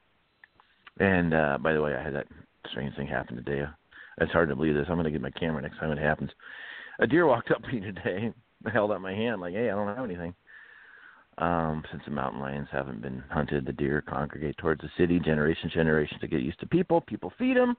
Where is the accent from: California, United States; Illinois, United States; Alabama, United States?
California, United States; moved away as an adult; also born or lived in Iowa; I'm from California